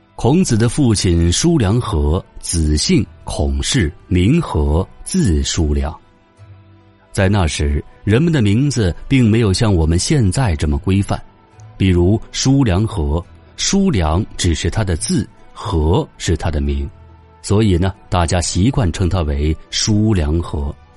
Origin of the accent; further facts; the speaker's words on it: China; 我们中国人的人生观、价值观、世界观都有儒学的影响